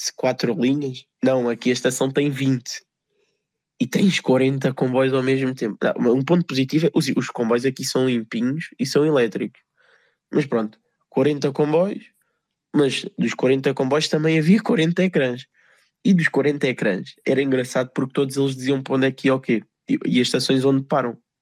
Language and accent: Portuguese; Portugal; eu, como bom português